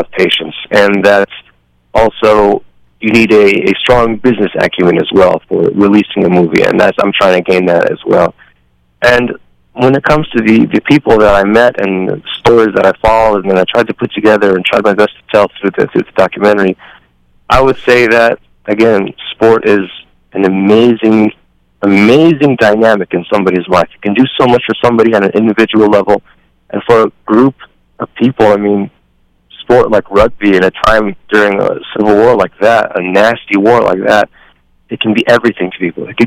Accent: United States; also born or lived in Libya; I was born and raised here

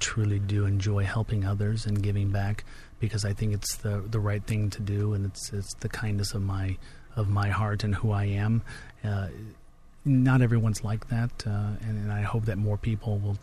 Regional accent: Midwest, United States; I'm a Midwesterner and born and raised there.

